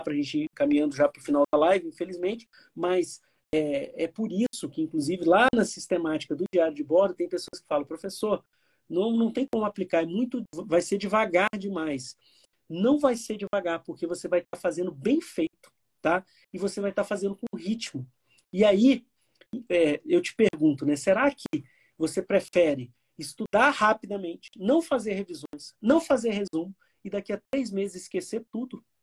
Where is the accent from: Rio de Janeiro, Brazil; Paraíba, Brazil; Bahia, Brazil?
Rio de Janeiro, Brazil; Miracema; eu sou fluminense, nasci em Miracema, norte do Estado do Rio de Janeiro